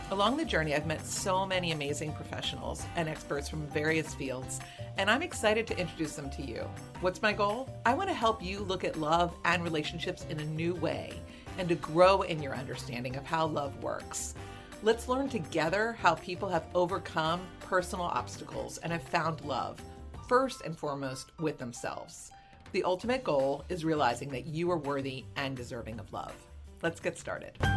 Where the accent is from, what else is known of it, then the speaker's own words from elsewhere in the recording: Philadelphia, Pennsylvania, United States; we're both from Philly